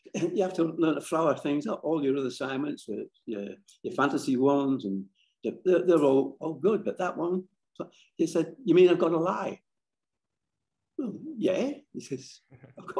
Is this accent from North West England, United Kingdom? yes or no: yes; Barrow-in-Furness, North West England, United Kingdom; moved away as an adult; now in Australia; I lived on Walney Island, that's on the fringe of the Lake Districts